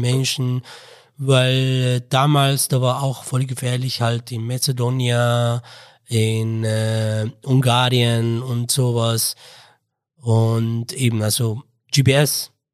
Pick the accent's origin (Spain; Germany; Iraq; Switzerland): Iraq; Mosul, Nineveh; German is a second language; moved away as an adult; also born or lived in Baghdad, Iraq / Istanbul, Turkey; now in Innsbruck, Austria; ich komme komm aus dem Irak und aus Mosul